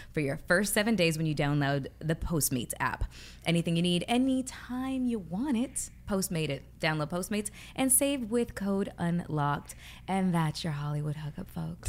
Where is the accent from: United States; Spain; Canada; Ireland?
Canada; I'm Canadian